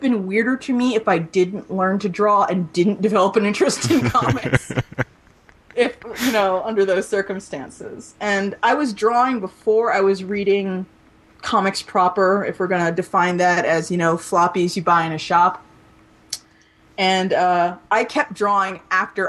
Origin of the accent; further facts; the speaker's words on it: Maryland suburbs, United States; where I grew up in the Maryland suburbs